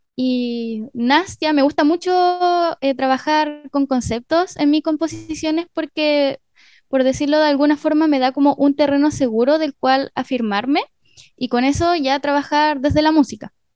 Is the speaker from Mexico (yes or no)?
no; Mejillones, Antofagasta, Chile; moved away as an adult; also born or lived in Curicó / Arica; now in La Serena, Chile; Después viví en Arica hasta los ocho años. Luego me fui a Mejillones, que es un pueblo que queda a una hora de Antofagasta. Ahí estuve hasta los 18.